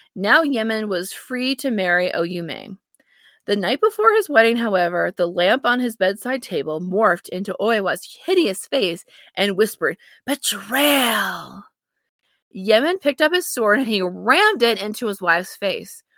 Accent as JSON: {"language": "English", "country": "United States", "said": "I'm an American"}